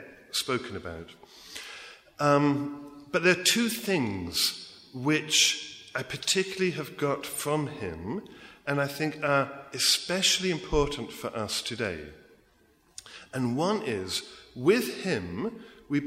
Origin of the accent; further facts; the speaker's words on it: England, United Kingdom; accent: English; moved away as an adult; also born or lived in America; now in United States; I grew up in England